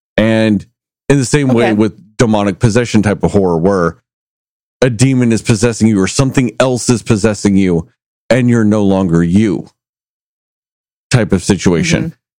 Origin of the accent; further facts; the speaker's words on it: Texas, United States; I grew up in Texas